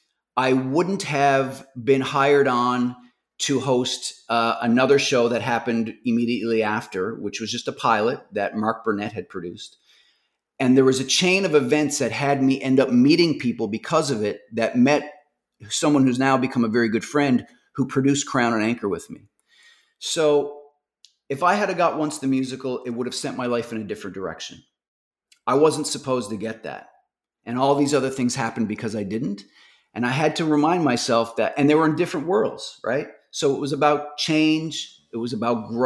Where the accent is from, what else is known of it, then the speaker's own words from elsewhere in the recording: Newfoundland and Labrador, Canada; I'm from Newfoundland.